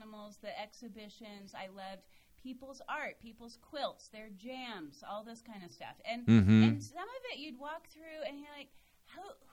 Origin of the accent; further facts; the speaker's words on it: Arizona, United States; moved away; also born or lived in Kentucky; where we grew up in Arizona